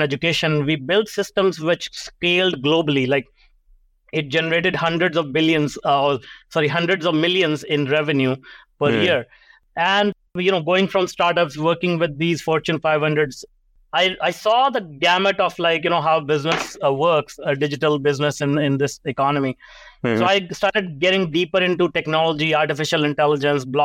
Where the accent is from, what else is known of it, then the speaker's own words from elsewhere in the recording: India; now in Canada; I grew up in India, and you know, most people can recognize the accent. I grew up in a small town